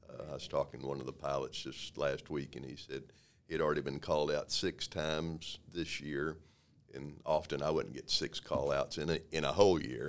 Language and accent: English; Waco, Texas, United States; I was born and raised here in Waco, born and raised in South Waco